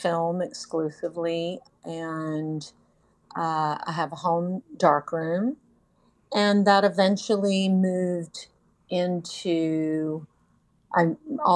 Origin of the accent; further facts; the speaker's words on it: Texas, United States; moved away as an adult; now in North Carolina, United States; I'm originally from Texas, lived there my whole life